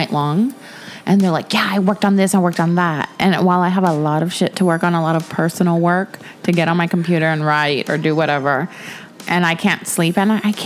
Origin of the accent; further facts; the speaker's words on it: Texas, United States; I'm Texan.